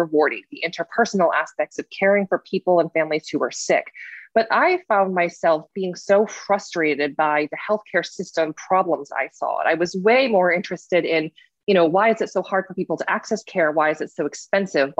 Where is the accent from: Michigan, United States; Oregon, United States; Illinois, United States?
Michigan, United States; East Lansing; I grew up in Michigan. I grew up in East Lansing, Michigan